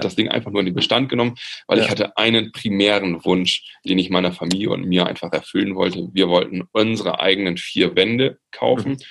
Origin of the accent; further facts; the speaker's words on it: Friesland, Lower Saxony, Germany; in meinem Heimatort bin aus Friesland